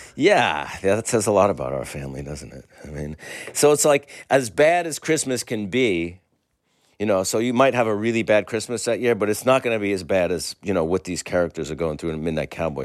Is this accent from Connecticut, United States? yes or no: no; New York, United States; As a New Yorker